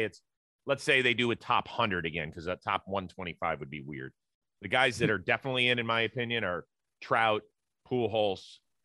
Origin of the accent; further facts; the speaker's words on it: Cleveland, Ohio, United States; my hometown of Cleveland, Ohio.